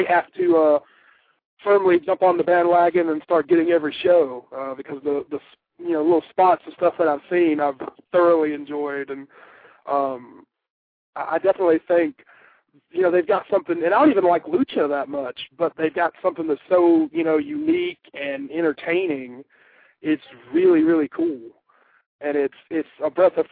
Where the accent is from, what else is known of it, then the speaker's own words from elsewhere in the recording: 20 minutes outside of Greensboro, North Carolina, United States; I'm from 20 minutes outside of Greensboro.